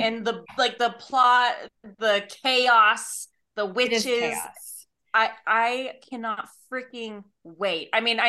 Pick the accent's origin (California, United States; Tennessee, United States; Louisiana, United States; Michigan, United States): California, United States; I'm from California.